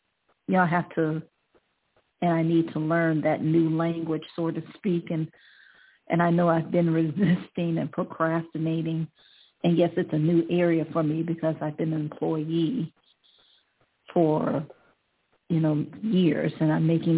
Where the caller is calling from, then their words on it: Ohio, United States; I'm calling from Ohio.